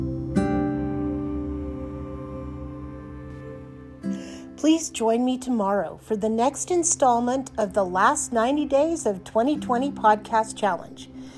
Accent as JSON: {"language": "English", "country": "United States", "said": "I am American."}